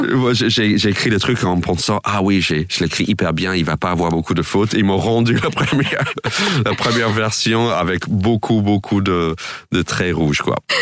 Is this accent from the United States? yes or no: yes; United States; French is a second language; moved away as an adult; now in France; moi, en tant qu'américain stand-upper